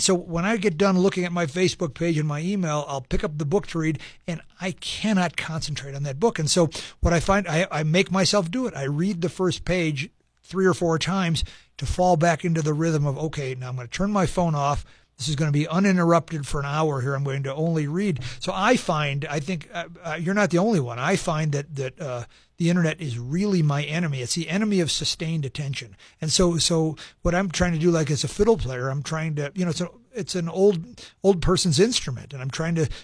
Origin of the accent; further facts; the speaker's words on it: Chicago, Illinois, United States; moved away; growing up in Chicago